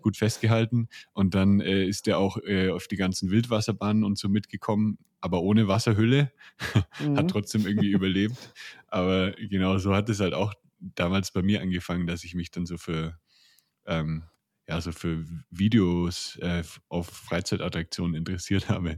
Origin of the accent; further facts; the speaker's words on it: near Nuremberg, Bavaria, Germany; ich komme aus der Nähe von Nürnberg